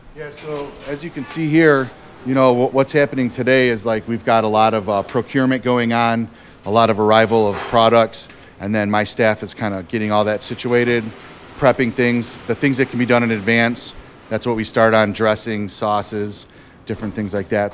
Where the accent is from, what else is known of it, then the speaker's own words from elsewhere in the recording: Detroit, Michigan, United States; I grew up here in Detroit, so I'm a lifelong Lions fan